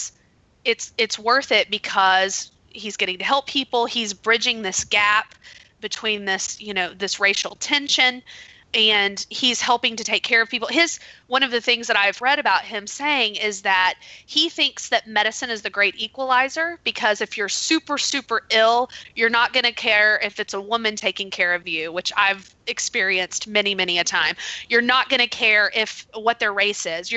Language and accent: English; United States; as an American